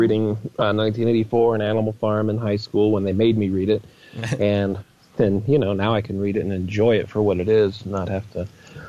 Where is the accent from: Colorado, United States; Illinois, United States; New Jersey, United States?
Colorado, United States; Denver; Well, my hometown of Denver, Colorado. I was born here, live here, and I'll probably die here.